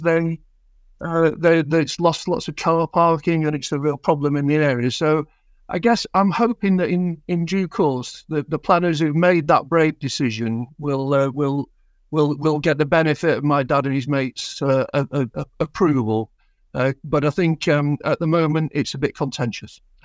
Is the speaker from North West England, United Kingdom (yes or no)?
yes; Rochdale, North West England, United Kingdom; now in Nottingham, United Kingdom; I'm from Rochdale originally